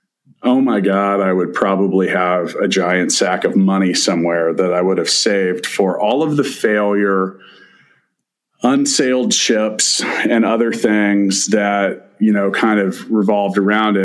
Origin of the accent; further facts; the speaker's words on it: Kansas City, Missouri, United States; It's my hometown